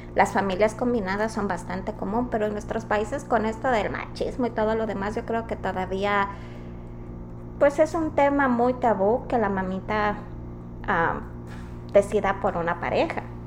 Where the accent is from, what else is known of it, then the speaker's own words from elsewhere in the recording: Quito, Pichincha, Ecuador; moved away; Las dos somos del Ecuador, somos de Quito